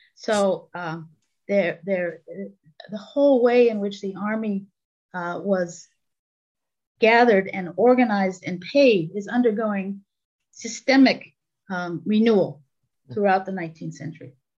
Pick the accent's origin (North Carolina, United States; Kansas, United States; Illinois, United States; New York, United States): New York, United States; New York City; moved away; also born or lived in Istanbul / Toronto; I was raised on Long Island in New York City